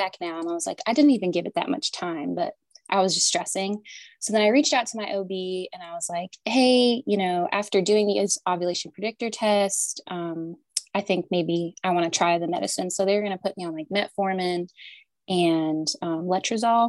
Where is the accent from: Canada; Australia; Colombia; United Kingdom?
Canada; moved away as an adult; also born or lived in Southern United States; now in United States; I'm originally from Canada and I moved to the South in college to play softball here